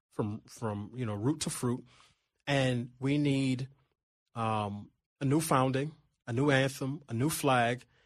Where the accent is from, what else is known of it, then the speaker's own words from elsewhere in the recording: New York City, New York, United States; now in Washington, D.C., United States; I grew up in Queens, and I don't know anybody who had a longer commute than I had